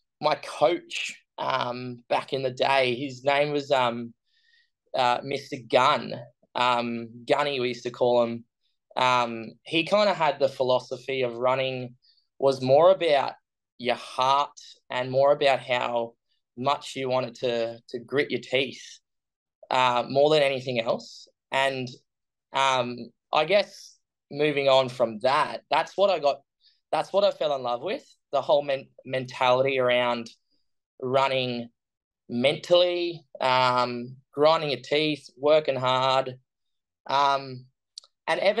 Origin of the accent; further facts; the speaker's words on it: Brisbane, Queensland, Australia; I'm from Australia, from Brisbane, which is sunny Queensland. And born and raised Brisbane.